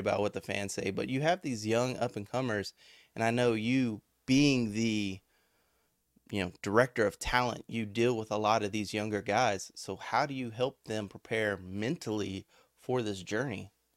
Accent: Victoria, Texas, United States; I'm from Victoria

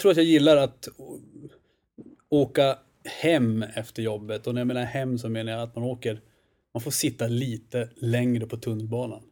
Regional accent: Östersund, Jämtland, Sweden; accent: norrländska; moved away as an adult; now in Stockholm, Sweden; kommer norrifrån till att börja med

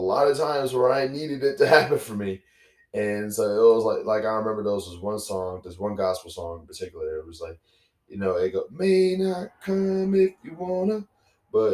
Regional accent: Baton Rouge, Louisiana, United States; I'm from Baton Rouge, Louisiana, because, you know, Baton Rouge, Louisiana is not New Orleans. It's Baton Rouge. And, you know, it's my hometown, is where I'm from, is where I grew up

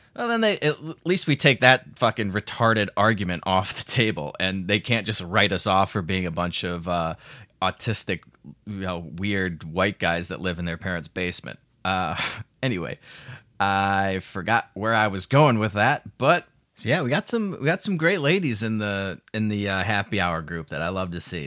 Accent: Chicago, Illinois, United States; I'm from Chicago

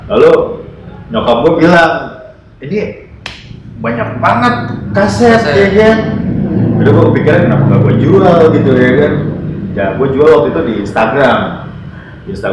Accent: Jakarta, Indonesia; besar di Jakarta Selatan

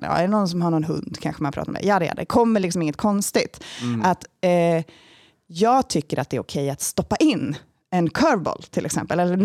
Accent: Sweden; jag är svensk

